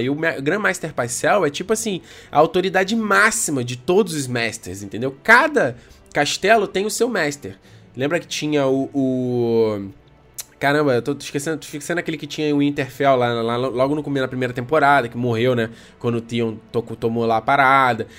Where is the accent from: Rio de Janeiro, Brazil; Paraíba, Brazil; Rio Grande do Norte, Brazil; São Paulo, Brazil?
Rio de Janeiro, Brazil; accent: chiado (carioca); Eu sou carioca, cara, eu falo chiado.